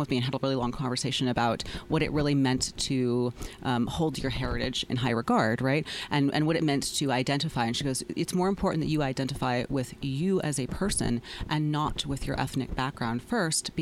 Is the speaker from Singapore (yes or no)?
no; Deep South, United States; I grew up in the Deep South